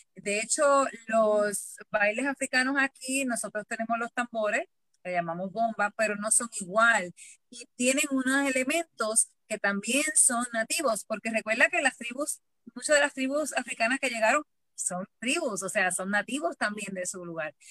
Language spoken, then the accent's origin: Spanish; Puerto Rico; yo como, como puertorriqueña